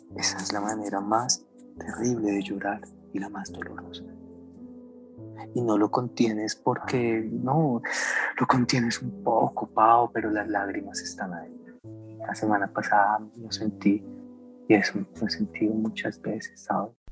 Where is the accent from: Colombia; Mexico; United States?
Colombia; also born or lived in Bogotá / Medellín, Antioquia; no tendremos un segundo de felicidad como colombianos